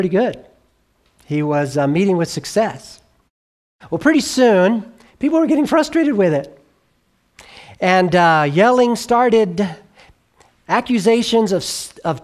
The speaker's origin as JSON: {"language": "English", "region": "Southern California", "country": "United States", "tie": "born or raised there", "said": "I grew up in Southern California"}